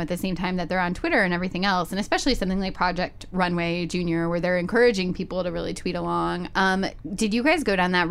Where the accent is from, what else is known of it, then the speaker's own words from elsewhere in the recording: Ohio, United States; growing up in Ohio